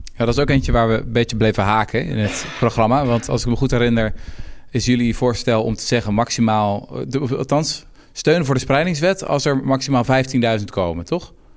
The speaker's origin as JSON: {"language": "Dutch", "town": "Houten", "region": "Utrecht", "country": "Netherlands", "said": "Ik kom zelf uit Houten"}